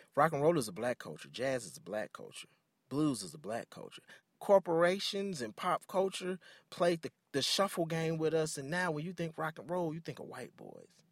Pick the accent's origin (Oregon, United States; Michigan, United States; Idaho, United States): Michigan, United States; Detroit; I grew up in Detroit, very Afrocentric.